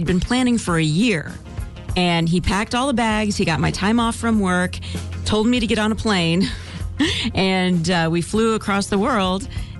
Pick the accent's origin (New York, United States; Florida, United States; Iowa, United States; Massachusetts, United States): Iowa, United States; moved away; also born or lived in Missouri; That's where I was born.